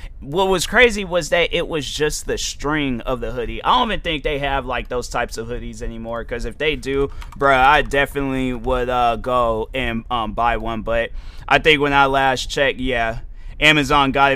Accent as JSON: {"language": "English", "country": "United States", "said": "I'm from America"}